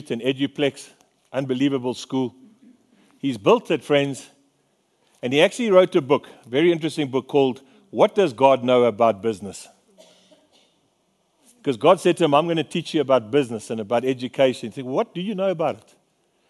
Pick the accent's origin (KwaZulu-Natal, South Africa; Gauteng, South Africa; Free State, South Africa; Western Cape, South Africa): Free State, South Africa; I'm a fisherman from the Free State